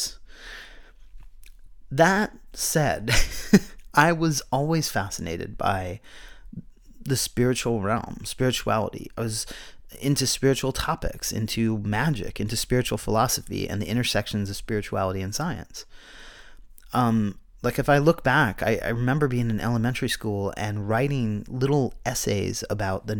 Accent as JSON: {"language": "English", "region": "Pennsylvania", "country": "United States", "tie": "born or raised there", "said": "The area I grew up in Pennsylvania was deeply religious"}